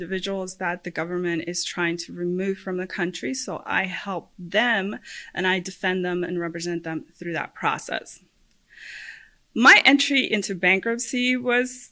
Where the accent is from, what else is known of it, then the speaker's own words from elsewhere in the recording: Puerto Rico; moved away as an adult; now in Central Florida, United States; I am originally from Puerto Rico. I was born and raised there. I went to law school there.